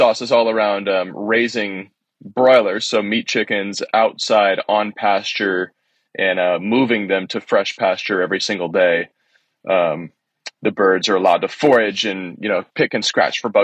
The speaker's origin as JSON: {"language": "English", "town": "Seattle", "region": "Washington", "country": "United States", "tie": "born or raised there", "said": "I'm a city kid, born and raised in Seattle, Washington"}